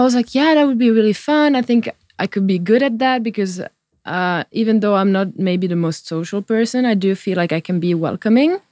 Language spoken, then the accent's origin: English; Porvoo, Uusimaa, Finland; it's my hometown